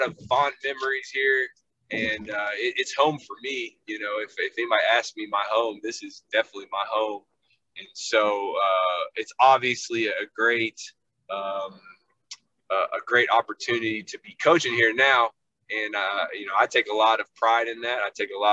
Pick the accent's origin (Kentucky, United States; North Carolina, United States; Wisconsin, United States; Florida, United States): Kentucky, United States; Lexington; moved away as an adult; now in Louisville, United States; I grew up in Lexington